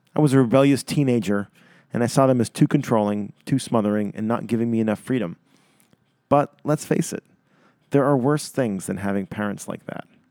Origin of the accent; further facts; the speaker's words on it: Winchester, Massachusetts, United States; moved away; I'm writing this from Winchester, Massachusetts, where I'm currently spending a month living at home with my parents